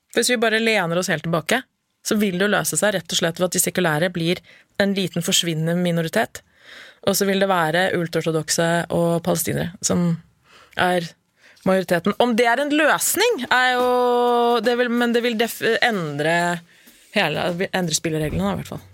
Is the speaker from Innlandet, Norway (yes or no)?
yes; Lillehammer, Innlandet, Norway; Født og oppvokst på Lillehammer og har familie der.